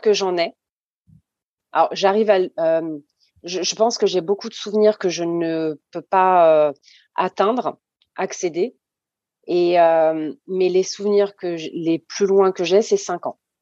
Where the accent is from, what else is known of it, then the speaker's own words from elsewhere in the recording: France; also born or lived in Saint-Benoît, Réunion; j'ai grandi en métropole. Je suis arrivée en métropole à hum, à presque trois ans